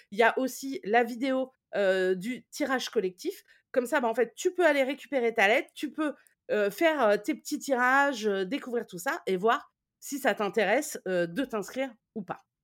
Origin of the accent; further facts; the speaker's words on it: Toulouse, Occitania, France; Euh, moi, je suis de Toulouse et personne ne tire les cartes à Toulouse.